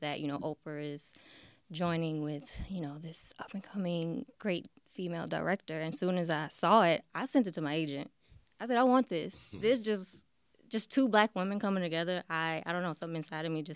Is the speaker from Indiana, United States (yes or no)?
no; New Orleans, Louisiana, United States; I'm from born and raised in New Orleans